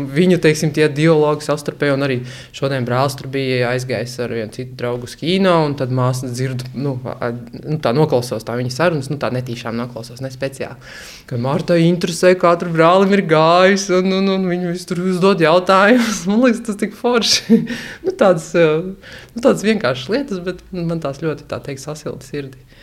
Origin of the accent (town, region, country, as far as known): Latgale, Latvia; now in Riga, Latvia